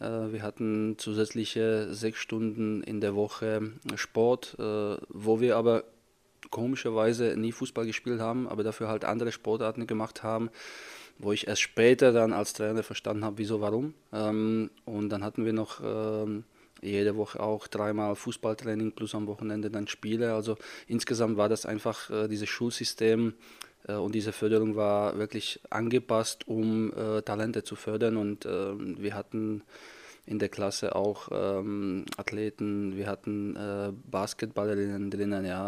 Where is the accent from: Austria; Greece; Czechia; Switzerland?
Czechia; German is a second language; moved away as an adult; also born or lived in Fürth, Germany; now in Germany; ungefähr 100 Kilometer entfernt ist von meinem Heimatort, wo ich groß geworden bin